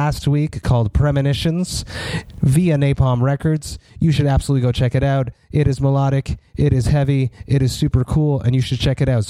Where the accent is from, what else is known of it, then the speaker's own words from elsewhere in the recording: Montreal, Quebec, Canada; I'm from Montreal, Quebec, Canada